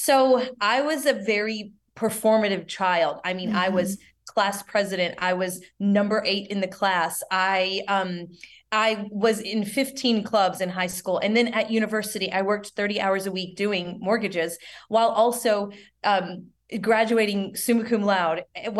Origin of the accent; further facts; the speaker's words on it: the South, United States; we're both from the South